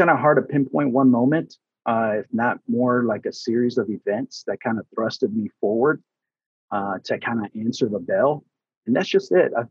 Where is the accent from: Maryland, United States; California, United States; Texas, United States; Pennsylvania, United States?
Texas, United States; I'm originally from Texas, and so we lost, uh, you know, I lost my grandmothers.